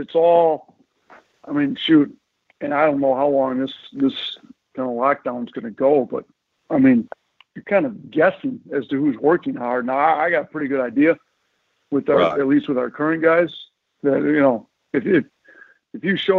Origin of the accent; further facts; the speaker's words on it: Milwaukee, Wisconsin, United States; Milwaukee. I'm up from Milwaukee, you know, so we got to go back to the home state deal.